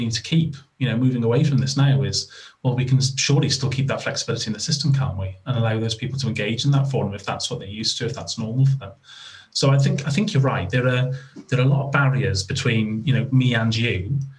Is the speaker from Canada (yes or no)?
no; Wales, United Kingdom; I'm Welsh